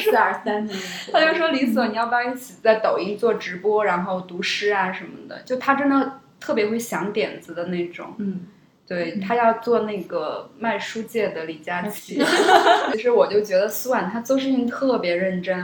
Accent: a small town in the far west of Xinjiang, China; now in Beijing, China; 我小时候是在一个特别偏远的 就新疆最西边的一个小城长大的

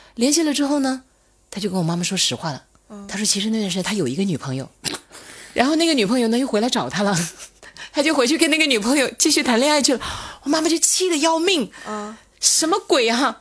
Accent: Hunan, China; moved away as an adult; 我们湖南话

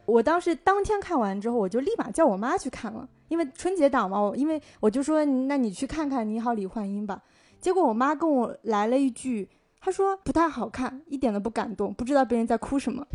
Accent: southern China, China; 我作为一个南方人

